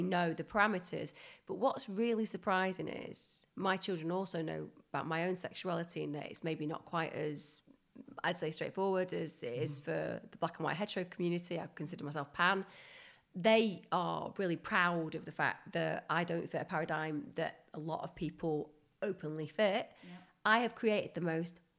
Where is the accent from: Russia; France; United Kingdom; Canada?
United Kingdom; Bury, North West England; Bury, where I grew up